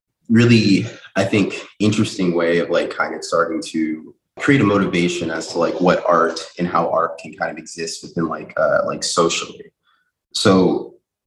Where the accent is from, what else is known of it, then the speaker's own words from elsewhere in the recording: Chicago, Illinois, United States; now in New York City, United States; growing up in Chicago, in Hyde Park